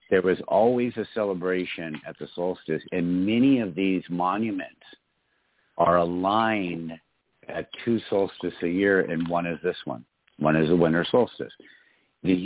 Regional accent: Michigan, United States; my home state of Michigan

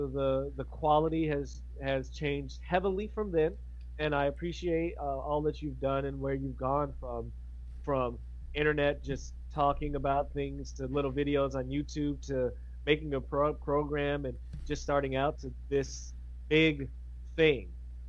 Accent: United States; I'm an American

